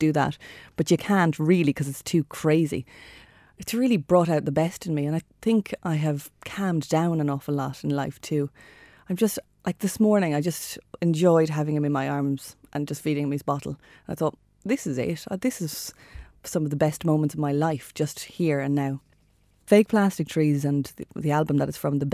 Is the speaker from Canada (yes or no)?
no; Shannon, Munster, Ireland; growing up in Shannon in County Clare